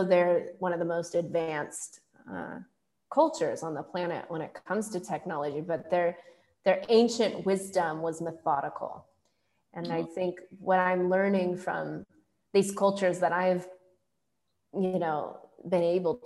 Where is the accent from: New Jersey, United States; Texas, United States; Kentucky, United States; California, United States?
California, United States; Silicon Valley; also born or lived in India; I grew up in Silicon Valley